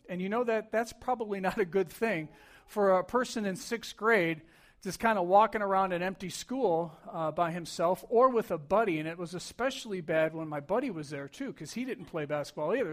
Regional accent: New York, United States; I grew up in New York

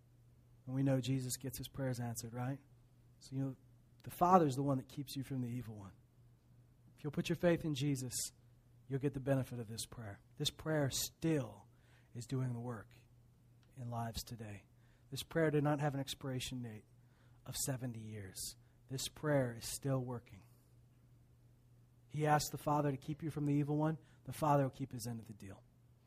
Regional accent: Meadow Lake, Saskatchewan, Canada; born there; I was born in Meadow Lake, Saskatchewan.

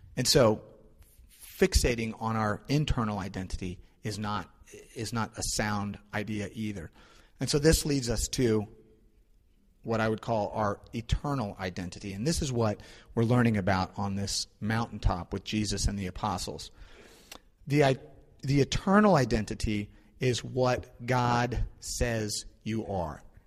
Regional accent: St. Louis, Missouri, United States; moved away; I'm from St. Louis

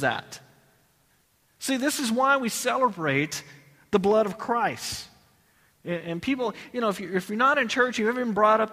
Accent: Texas, United States; I'm from Texas.

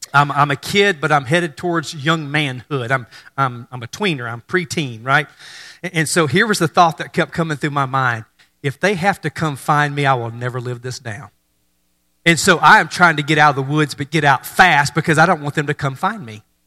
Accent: North Mississippi, United States; moved away; I grew up in North Mississippi

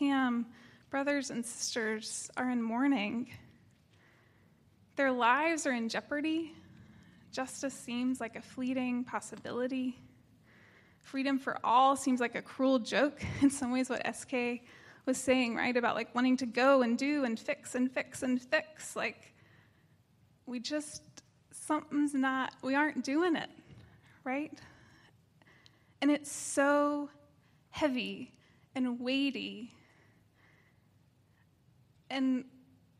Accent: East Tennessee, United States; I grew up in East Tennessee, primarily in a white community.

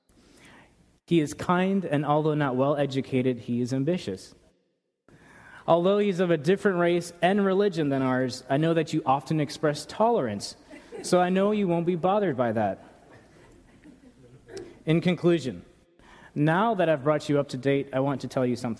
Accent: New York, United States; now in Paso Robles, United States; Growing up in New York, we would drive for hours at a time to go to one place

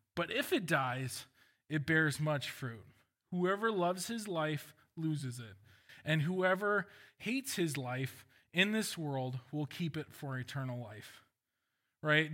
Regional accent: Walnut Creek, California, United States; I was born in Walnut Creek

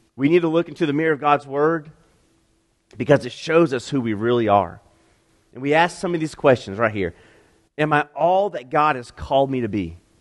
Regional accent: Piedmont, South Carolina, United States; also born or lived in Utah; I grew up in Piedmont

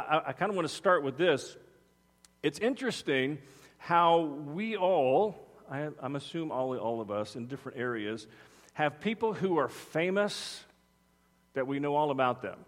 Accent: Texas, United States; I'm from Texas

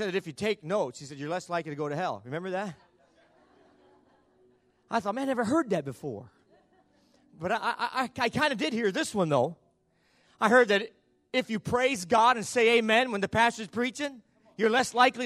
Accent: the North, United States; now in Bowling Green, United States; I'm from the North. We're both Yankees

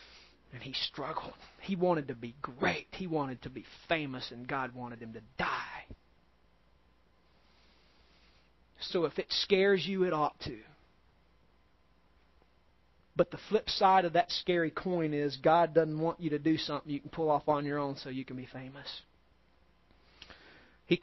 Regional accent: United States; We as Americans are soft. We as American Christians are soft.

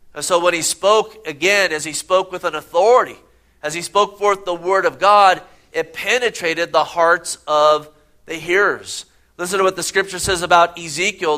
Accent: Gilroy, California, United States; growing up in Gilroy, California.

